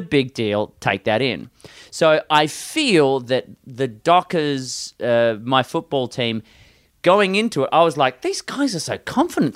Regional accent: West Coast of Australia, Western Australia, Australia; I'm from the West Coast of Australia

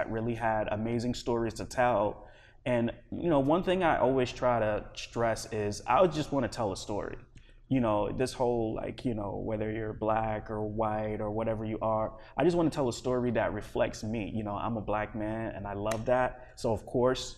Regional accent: East Coast, United States; also born or lived in Liberia; now in Los Angeles, United States; I grew up primarily on the East Coast

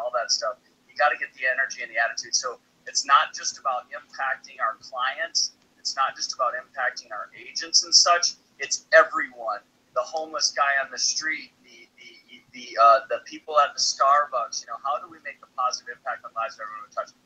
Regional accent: Minneapolis, Minnesota, United States; now in Austin, United States; Minneapolis right now, which is my hometown

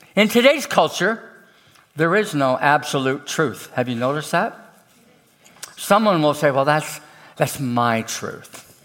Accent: Canada; I'm from Canada

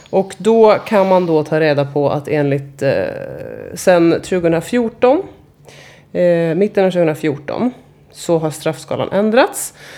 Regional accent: Stockholm, Stockholm County, Sweden; jag är uppvuxen i gamla Enskede

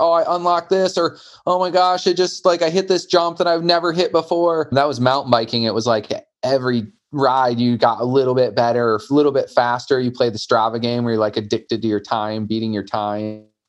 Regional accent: Michigan, United States; I grew up in Michigan.

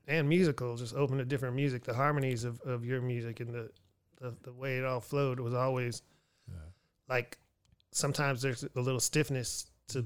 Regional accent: Pennsylvania, United States; now in Houston, United States; I was born in Pennsylvania, but I came to Texas

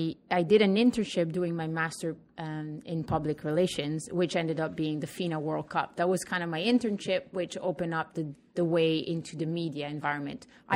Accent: Pavia, Lombardy, Italy; now in Canada; I'm actually an Italo-Canadian. I'm from Pavia, Italy, nearby Milan.

